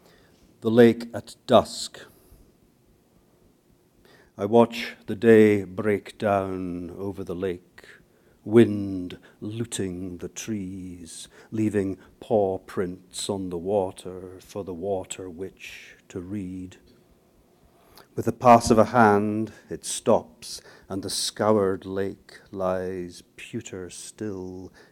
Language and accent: English; Aberdeen, Scotland, United Kingdom; also born or lived in Scone, Perthshire; I was born in Perthshire, Scone, the ancient capital of Scotland, but I actually was brought up in this place, on the northeast coast of Scotland, Aberdeen.